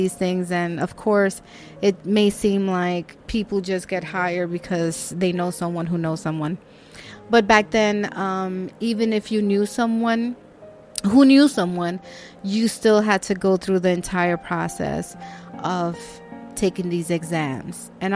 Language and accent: English; New York City, New York, United States; my apartment where I grew up in Washington Heights